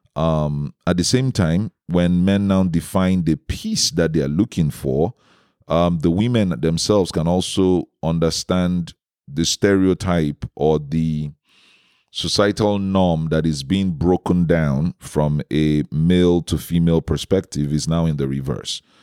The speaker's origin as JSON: {"language": "English", "country": "Nigeria", "said": "my home country in Nigeria"}